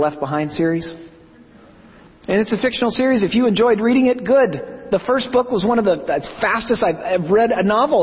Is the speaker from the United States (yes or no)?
yes; Oklahoma, United States; growing up in Oklahoma in the 80s